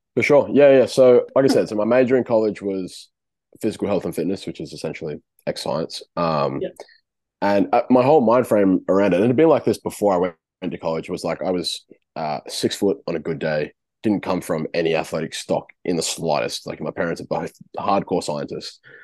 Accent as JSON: {"language": "English", "town": "Darwin", "region": "Northern Territory", "country": "Australia", "tie": "born or raised there", "moved": "as an adult", "lives_now": "Wollongong, Australia", "said": "born and raised in Darwin, youngest of six"}